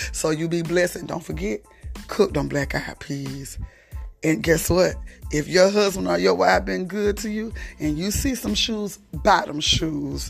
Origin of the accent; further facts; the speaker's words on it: South Georgia, United States; I'm from South Georgia and it's getting cold and we don't really like cold weather here